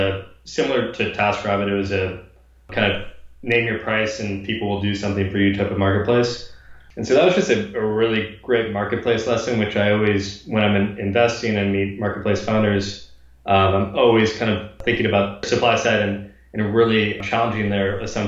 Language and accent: English; Bay Area, California, United States; also born or lived in Kansas City / Los Angeles; growing up in the Bay Area